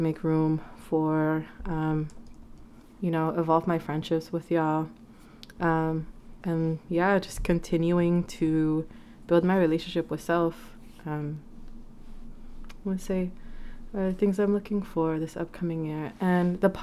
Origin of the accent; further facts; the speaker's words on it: Vancouver, British Columbia, Canada; moved away; I'm from Vancouver, and it's just weird to just think that, like, I am where I am, and I'm living here when I never imagined myself, like, here.